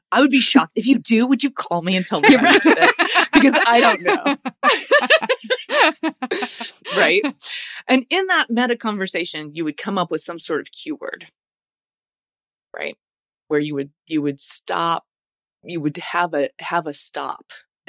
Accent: United States; I grew up in the States, right? I'm a U.S. mutt, lived all over the place. I've moved a ton as a kid.

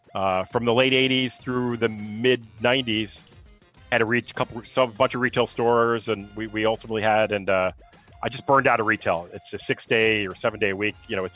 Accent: Edison, New Jersey, United States; So, and I grew up in Edison. I grew up there.

